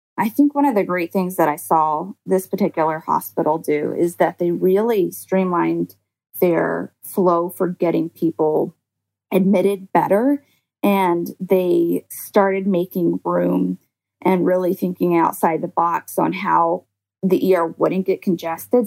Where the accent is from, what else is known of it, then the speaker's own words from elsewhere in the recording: Georgia, United States; moved away; my home state where I, you know, originally am graduated from like a Georgia nursing school